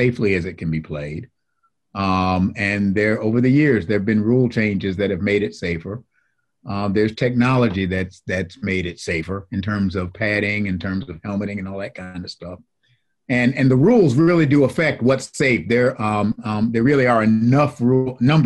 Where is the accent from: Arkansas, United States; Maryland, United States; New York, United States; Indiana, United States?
New York, United States; Buffalo; now in North Carolina, United States; I grew up in Buffalo, and I'm a lifelong Buffalo Bills fan